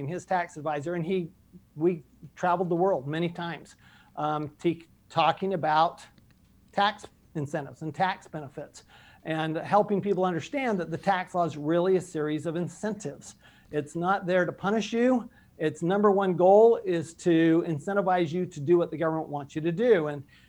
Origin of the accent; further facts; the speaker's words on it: Salt Lake City, Utah, United States; also born or lived in Paris, France / Texas; I grew up in Salt Lake City, Utah